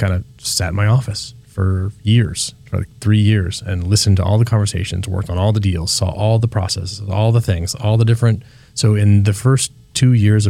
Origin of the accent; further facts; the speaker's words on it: Petaluma, California, United States; When I was a kid, I grew up here in Petaluma